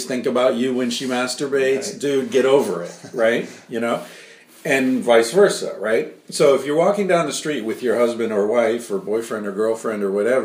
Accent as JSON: {"language": "English", "country": "United States", "moved": "yes", "lives_now": "Spain", "said": "I'm American"}